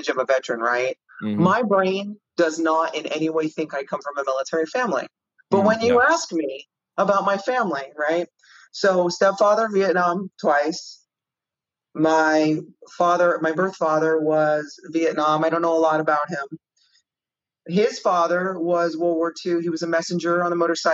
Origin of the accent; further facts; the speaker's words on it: Miami, Florida, United States; now in California, United States; I grew up in Miami